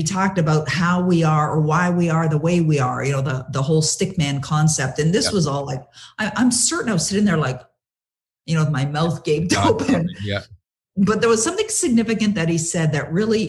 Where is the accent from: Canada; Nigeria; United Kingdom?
Canada; Toronto, Ontario; moved away as an adult; now in Ottawa, Canada; I was born and raised in Toronto, live in Ottawa now.